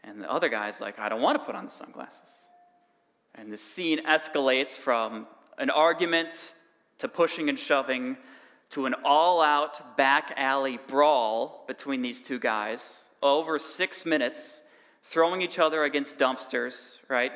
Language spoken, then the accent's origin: English; Cambridge, Wisconsin, United States; now in Whitewater, United States; I actually grew up in Cambridge